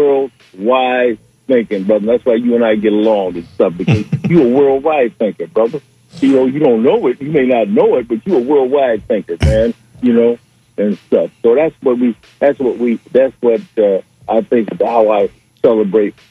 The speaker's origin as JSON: {"language": "English", "town": "Detroit", "region": "Michigan", "country": "United States", "tie": "born or raised there", "said": "when I was a kid and when I grew up in Detroit"}